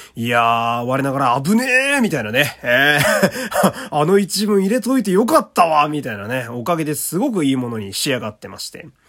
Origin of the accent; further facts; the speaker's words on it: Fukui, Japan; 私はあの、福井県という土田舎の、えー、出身